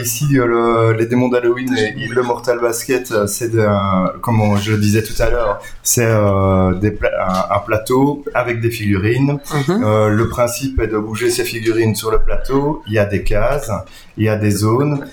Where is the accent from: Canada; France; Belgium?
Belgium; on est belge, francophone